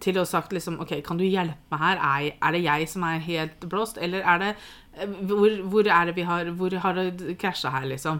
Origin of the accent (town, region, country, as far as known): Norway